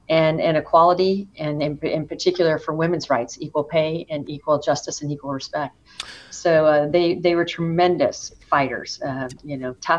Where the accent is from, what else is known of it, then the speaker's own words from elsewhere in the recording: Stockton, California, United States; Yes, I was born and raised in Stockton, California. I grew up in South Stockton